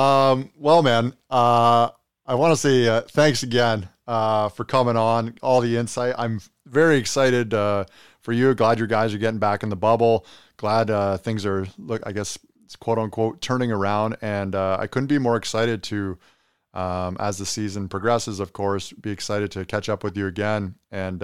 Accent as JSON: {"language": "English", "town": "Kingston", "region": "Ontario", "country": "Canada", "tie": "born or raised there", "said": "Growing up in Kingston"}